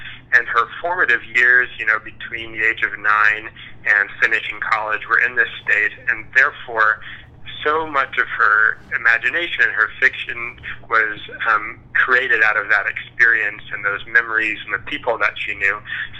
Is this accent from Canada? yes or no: no; North Platte, Nebraska, United States; also born or lived in Lincoln, Nebraska; Nebraskan, and proud of that. My family has been in the state a long time, and I grew up in North Platte, Nebraska, and did my PhD in English at the University of Nebraska, Lincoln, several years ago now